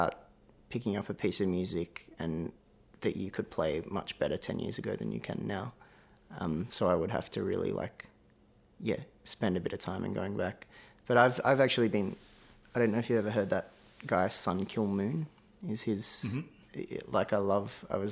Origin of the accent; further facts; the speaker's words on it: south coast of New South Wales, Australia; also born or lived in Melbourne, Victoria; I was born in Melbourne, but when I was four, we moved up to the south coast of New South Wales